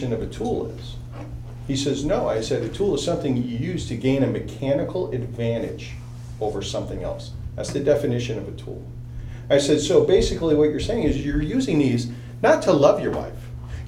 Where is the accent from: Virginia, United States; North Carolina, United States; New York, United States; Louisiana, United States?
New York, United States; moved away; growing up in New York